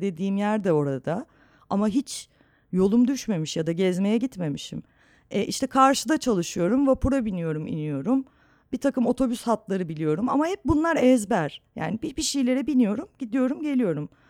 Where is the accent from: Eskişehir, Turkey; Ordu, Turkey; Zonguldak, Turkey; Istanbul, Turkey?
Istanbul, Turkey; hep Anadolu yakasında büyüdüm.